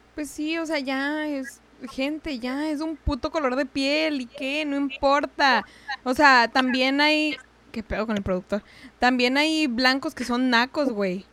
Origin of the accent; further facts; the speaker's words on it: Chihuahua, Mexico; yo soy de allá, pues ya sabes, de Chihuahua